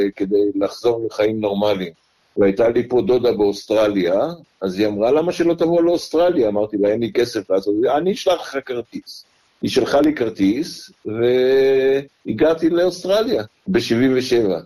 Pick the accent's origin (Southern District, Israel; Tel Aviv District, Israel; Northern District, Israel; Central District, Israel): Northern District, Israel; Kibbutz Heftziba, eastern Jezreel Valley; moved away as an adult; also born or lived in Jerusalem, Israel; now in Melbourne, Australia; נולדתי בירושלים ב-1951, אפריל 1951. גדלתי כל חיי עד אה, גיל 27 בקיבוץ חפציבה בעמק יזרעאל המזרחי